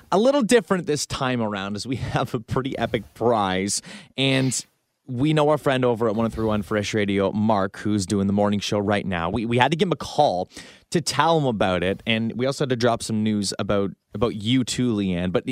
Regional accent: Canada; A lot of things that you you know as a Canadian, right? You learn in school. Like you learn who the first prime minister of Canada was.

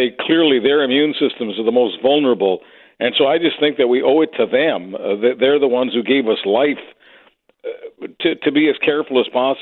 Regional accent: Canada; to be a Canadian

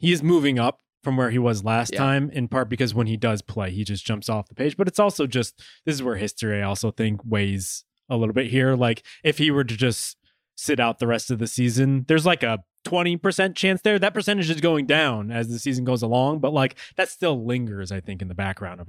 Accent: East Coast, United States; I'm from the East Coast.

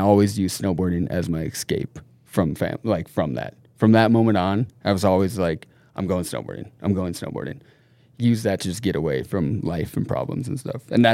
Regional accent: Minneapolis, Minnesota, United States; now in Norway; I'm from Minnesota, from Minneapolis, Minnesota. My mom's from Minnesota and my dad's from Norway.

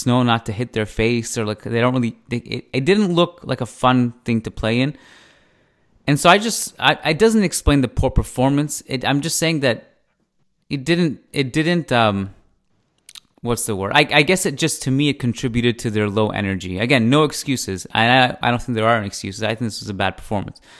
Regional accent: Canada; as a Canadian

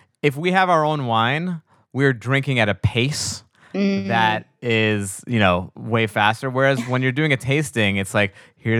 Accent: New York, United States; Like I'm from New York and I'm like a pizza nerd

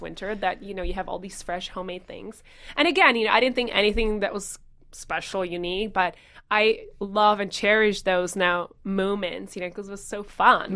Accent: Czechia; moved away as an adult; growing up in the Czech Republic and spending a lot of times on the weekends with my grandparents

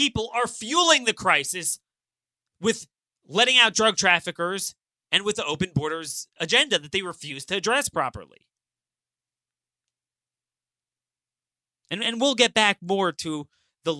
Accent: Maryland, United States; my home state of Maryland

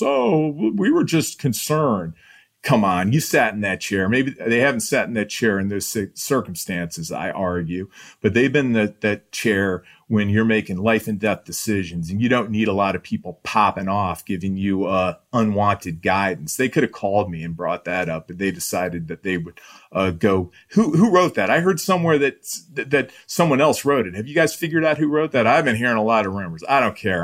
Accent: Iowa, United States; I'm from Iowa

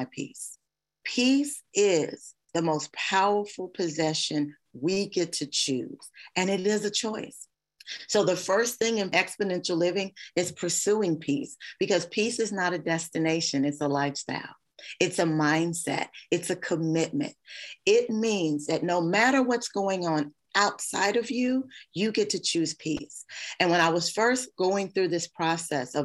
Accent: Kentucky, United States; I'm from Kentucky. My family is safe

